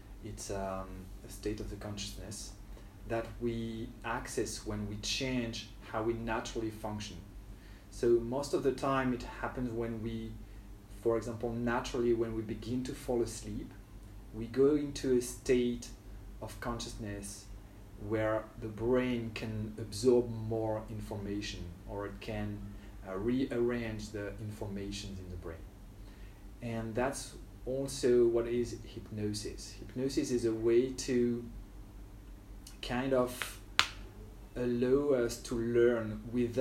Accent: near Lille, Hauts-de-France, France; moved away as an adult; now in Ho Chi Minh City, Vietnam; So, well, I grew up in France near a big city, but not like near, it was near Lille.

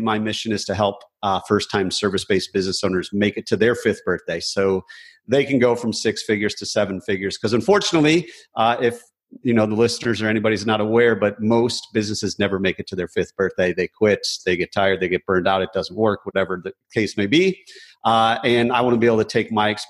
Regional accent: Michigan, United States; now in Raleigh, United States; I grew up in Michigan

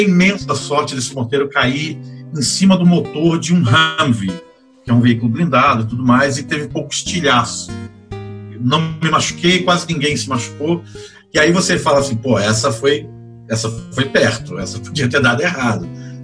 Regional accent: Rio de Janeiro, Brazil; moved away as an adult; also born or lived in Florianópolis, Santa Catarina; now in São Paulo, Brazil; eu sou carioca, é, de uma família é, meio da Baixada Fluminense, meio da, da Zona Norte do Rio, da Tijuca e do Meier

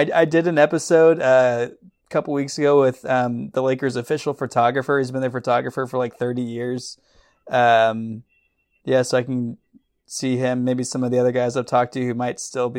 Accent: Dallas, Texas, United States; I'm born and raised in Dallas.

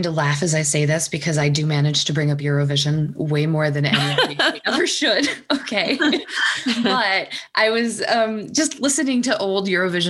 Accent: Texas, United States; I grew up in Texas.

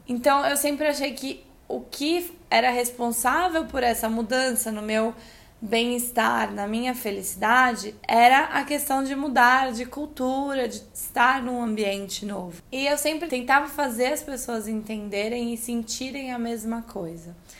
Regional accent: Brazil; moved away as an adult; also born or lived in São Paulo / Australia; eu sou brasileira pra caramba

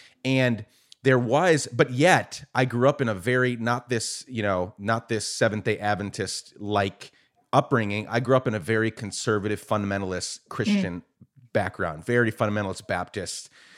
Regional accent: Guatemala; also born or lived in New York, United States; I was born in New York, raised in Guatemala. My dad came to the U.S. when he was a kid as an undocumented immigrant. And we ended up going back later on in life and spent 10 years there.

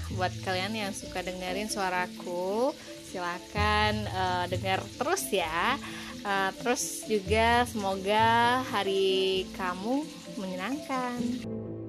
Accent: Muara Bulian, Jambi, Indonesia; Gue berasal dari Muara Bulian Batanghari Jambi

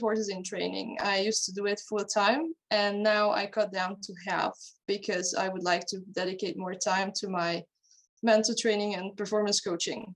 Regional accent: Hungary; moved away as an adult; now in Denmark; I'm originally from Hungary. I was born and raised in Hungary, and then I moved to Denmark to go to university. And that's where I live today

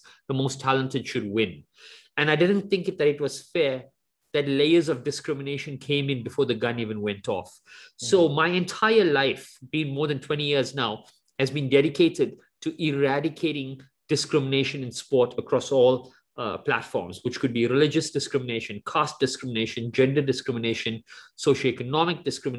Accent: South Africa; the time that I grew up in South Africa, it was the apartheid era

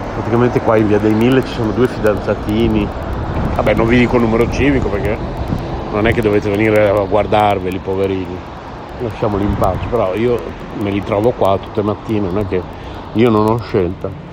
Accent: San Lazzaro di Savena, Emilia-Romagna, Italy; also born or lived in Bologna; io sono nato a Bologna nel 1966

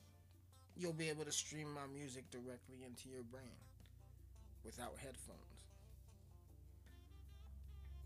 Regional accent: Colorado, United States; I'm from Colorado. I'm from a very small place in Colorado.

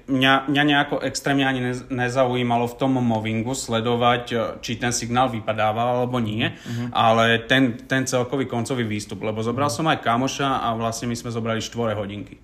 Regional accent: Záhorie, Slovakia; u nás na Záhory

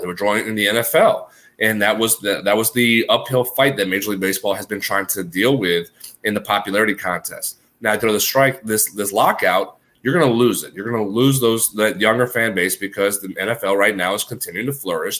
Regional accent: New Orleans, Louisiana, United States; Growing up in New Orleans, we had the New Orleans Zephyrs

